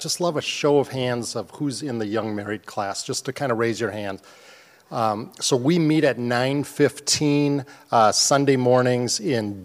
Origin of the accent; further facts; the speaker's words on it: Shoreview, Minnesota, United States; I grew up in Shoreview, really close by, so we're homegrown kids here